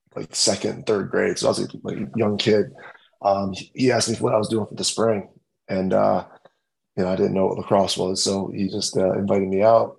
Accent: Rochester, New York, United States; I grew up in um, Rochester

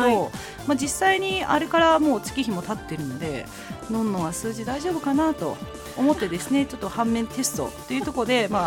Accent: Japan; also born or lived in China; 中国生まれ日本育ちの

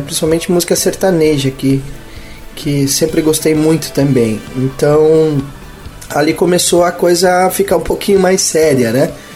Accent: Palmeira das Missões, Rio Grande do Sul, Brazil; Eu nasci em Palmeira das Missões, sou natural de Palmeira das Missões, noroeste do estado

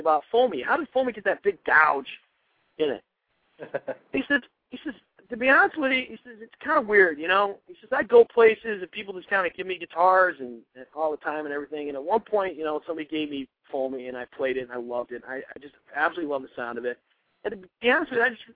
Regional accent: New York, United States; I'm from the Empire State of New York

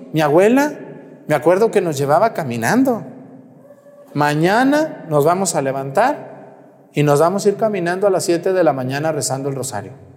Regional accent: Mexticacán, Jalisco, Mexico; moved away; Yo me acuerdo cuando era niño, allá en mi pueblo, en Mesticacán

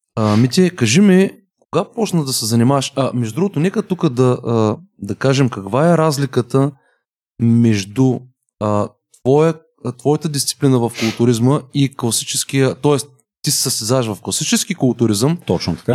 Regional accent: Bulgaria; Аз съм от България

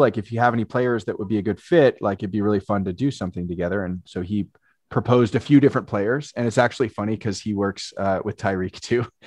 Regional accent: Marin County, Bay Area, California, United States; I grew up in the Bay Area

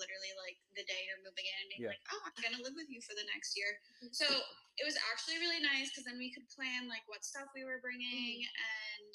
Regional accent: Connecticut, United States; moved away as an adult; now in New York City, United States; I grew up in Connecticut. I grew up basically in a suburb of New York City

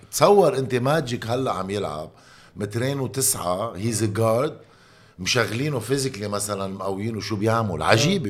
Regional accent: Lebanon; moved away as an adult; also born or lived in Italy / Belgium; now in United States; انا خيي لبناني

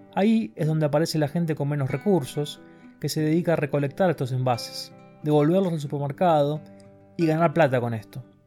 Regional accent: Argentina; moved away as an adult; also born or lived in Germany

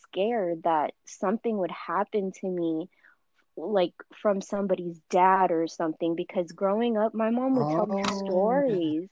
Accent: United States; I am Filipino, and, you know, I'm born here. My family first came here, so I'm the first generation

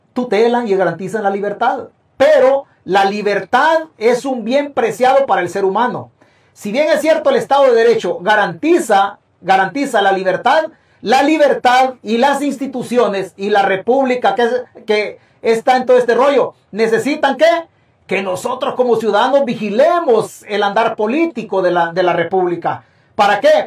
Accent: El Salvador; es mi tierra

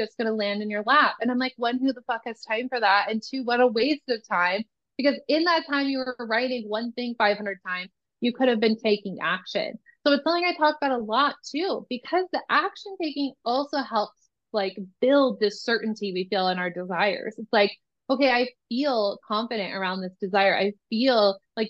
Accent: Nebraska, United States; moved away; I am originally from Nebraska. I went to college in Nebraska.

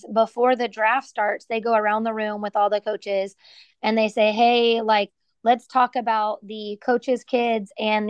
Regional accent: Katy, Texas, United States; I grew up in Katy

